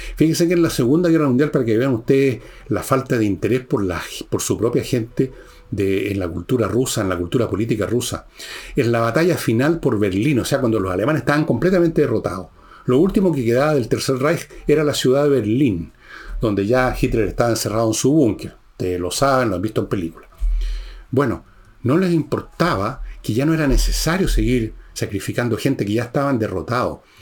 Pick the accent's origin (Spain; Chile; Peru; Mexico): Chile